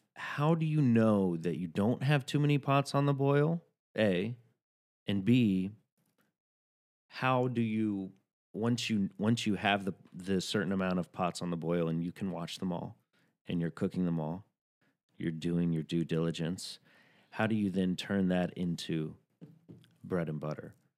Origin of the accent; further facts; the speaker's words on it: the South, United States; I'm from the South